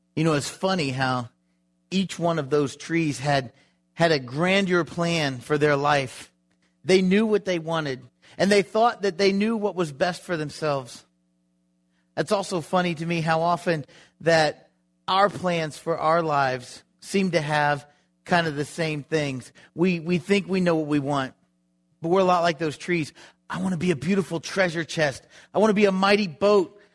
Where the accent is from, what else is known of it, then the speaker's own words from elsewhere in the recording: Florida, United States; I grew up in Florida